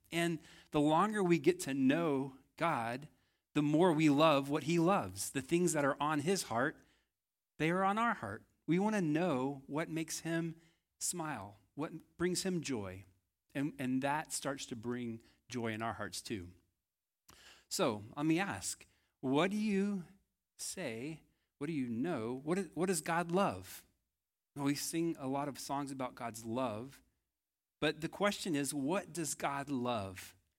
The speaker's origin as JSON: {"language": "English", "region": "Texas", "country": "United States", "said": "I think I failed as a Texan"}